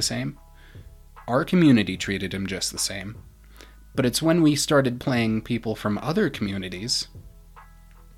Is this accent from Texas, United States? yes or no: no; Manitou Springs, Colorado, United States; I'm from Manitou Springs